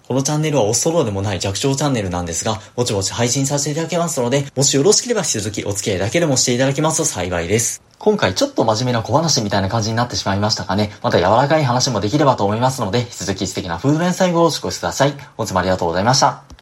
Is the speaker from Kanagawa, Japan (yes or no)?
no; Osaka, Japan; 僕自身も正直大阪出身で